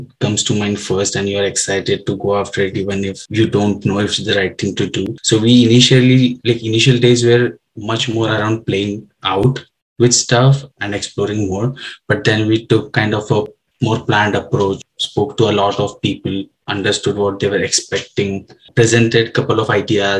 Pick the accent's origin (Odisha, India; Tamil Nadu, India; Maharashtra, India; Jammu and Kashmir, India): Maharashtra, India; Kolhapur; moved away as an adult; now in United States; I'm from Kolhapur, which is a small city, short drive from where Parth is from, Mumbai. And I grew up till my high school in the same town